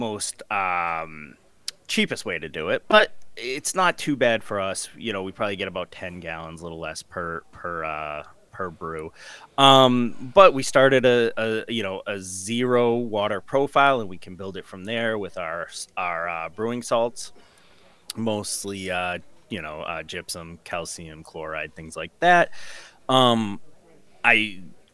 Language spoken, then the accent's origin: English; Massachusetts, United States; we're both from Massachusetts